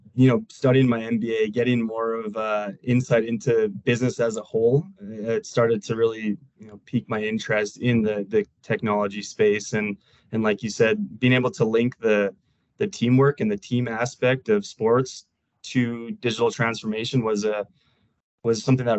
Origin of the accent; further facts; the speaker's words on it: Canada; now in Denver, United States; And I'm originally from Canada, but moved to Denver, Colorado here.